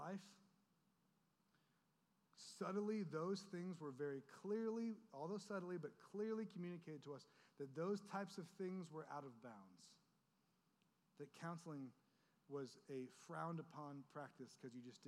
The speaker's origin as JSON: {"language": "English", "area": "Orange County", "region": "California", "country": "United States", "tie": "born or raised there", "said": "we grew up in Orange County, where everything is polished"}